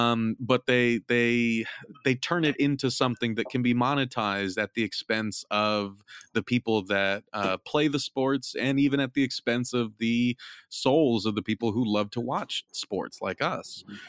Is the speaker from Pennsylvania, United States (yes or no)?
no; California, United States; growing up in Southern California, just kind of outside